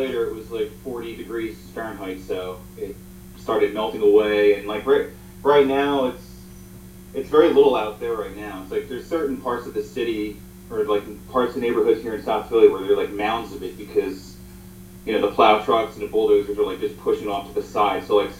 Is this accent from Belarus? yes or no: no; Jamaica; So I'm like Jamaican.